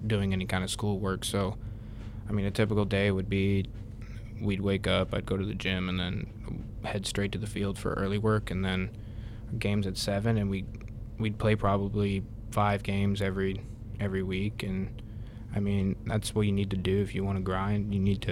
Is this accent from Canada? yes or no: yes; Canada; moved away as an adult; also born or lived in West Virginia; now in Huntington, United States; I'm from Canada